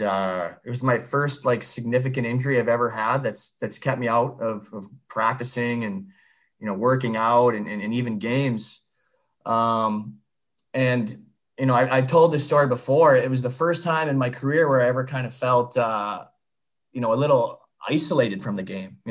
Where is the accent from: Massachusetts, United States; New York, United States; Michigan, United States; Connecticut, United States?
Michigan, United States; Northern; now in Tampa, United States; I'm from Northern Michigan